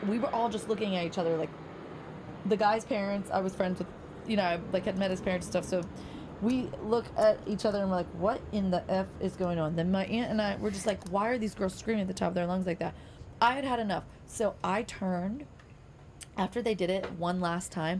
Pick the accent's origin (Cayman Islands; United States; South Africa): United States; Maryland; now in Nashville, United States; I am from Maryland